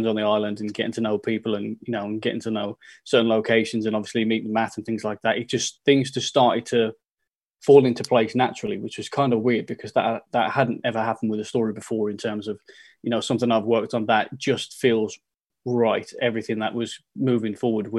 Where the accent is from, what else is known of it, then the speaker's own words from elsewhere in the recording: the Midlands, England, United Kingdom; moved away; where I'm from, I'm from the Midlands